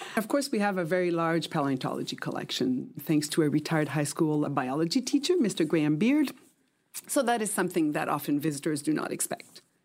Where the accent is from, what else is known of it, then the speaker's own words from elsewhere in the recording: Quebec, Canada; also born or lived in Montreal / Papua New Guinea / Australia; now in Vancouver Island, Canada; I grew up mostly in Quebec and did all my schooling and education in French